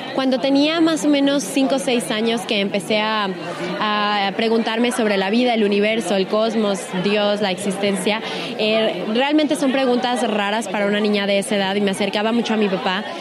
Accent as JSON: {"language": "Spanish", "country": "Mexico", "said": "una mexicana, orgullosamente mexicana"}